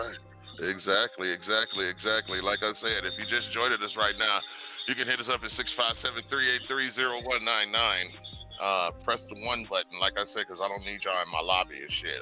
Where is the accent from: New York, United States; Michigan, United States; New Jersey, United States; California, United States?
Michigan, United States; Detroit; now in Las Vegas, United States; I was born and raised in Detroit